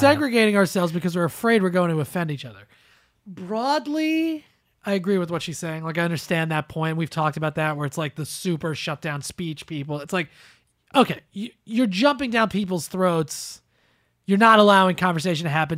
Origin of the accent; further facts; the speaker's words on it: New Jersey, United States; me and Joey are both from New Jersey